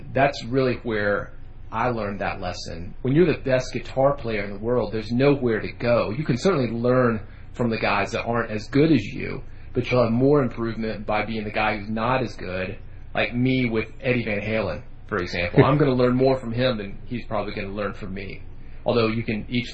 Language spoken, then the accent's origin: English; Nashville, Tennessee, United States; growing up in Nashville, music is what we